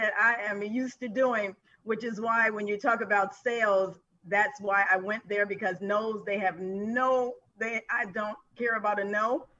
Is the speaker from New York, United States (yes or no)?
yes; Buffalo, New York, United States; moved away as an adult; now in Orlando, United States; I am not from Orlando. I am from Buffalo, New York